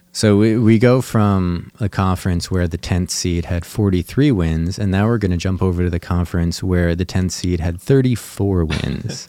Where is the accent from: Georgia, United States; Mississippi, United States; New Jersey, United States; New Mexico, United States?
New Jersey, United States; now in Phoenix, United States; I am born and raised in New Jersey. We're, we're out here in Phoenix right now